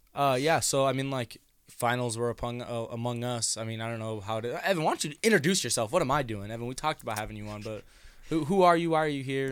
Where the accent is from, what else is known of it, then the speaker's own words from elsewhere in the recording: Denison, United States; we grew up together in Denison